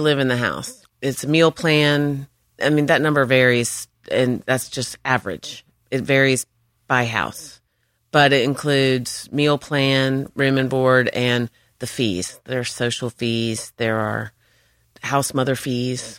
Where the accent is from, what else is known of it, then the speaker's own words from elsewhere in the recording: North Carolina, United States; moved away as an adult; also born or lived in Georgia; I was from North Carolina